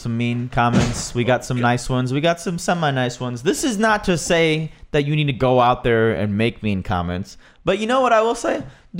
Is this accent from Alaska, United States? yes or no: no; New York, United States; born there; Like, you know, I was born in New York.